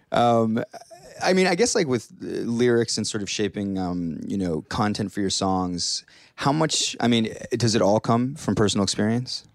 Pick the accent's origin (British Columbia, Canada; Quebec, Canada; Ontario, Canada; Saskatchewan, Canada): Ontario, Canada; Hamilton; I'm from Hamilton, like Steeltown